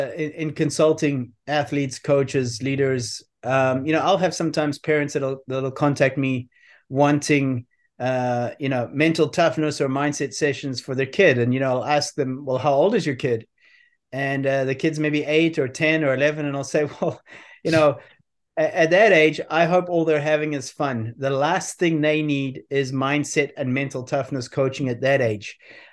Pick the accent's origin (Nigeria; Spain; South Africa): South Africa; moved away as an adult; also born or lived in Belfast, Northern Ireland; But I was born in Belfast, Northern Ireland. We left there when I was 5, immigrated to South Africa. I was there for 22 years, I think it was. I then was based in Europe for a wh